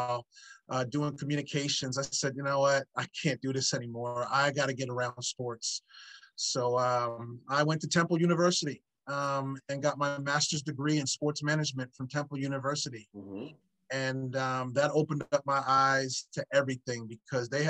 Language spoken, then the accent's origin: English; New Jersey, United States; also born or lived in Philadelphia area; growing up in New Jersey